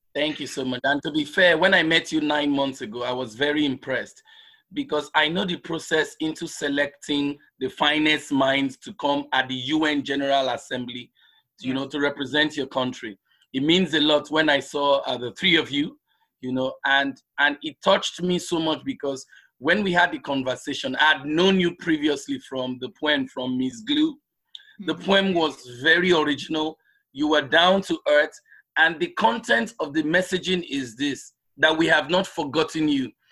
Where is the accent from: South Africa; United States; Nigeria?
Nigeria; Lagos; moved away; also born or lived in southeastern Nigeria; was born in nigeria in the southeastern part of the country and um, but because most of us in the southeastern part of the country are well traveled so we travel across the country nigeria so I grew up in Lagos